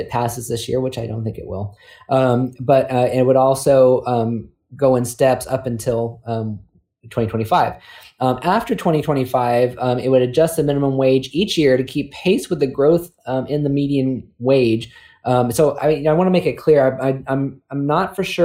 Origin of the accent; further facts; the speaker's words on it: California, United States; now in South Carolina, United States; growing up in California